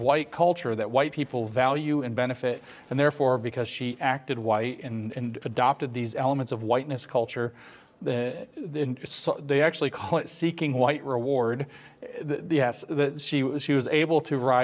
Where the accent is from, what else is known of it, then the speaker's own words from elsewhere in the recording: Southern Appalachia, United States; I grew up in Appalachia, in southern Appalachia, although I also have family here in northern Appalachia.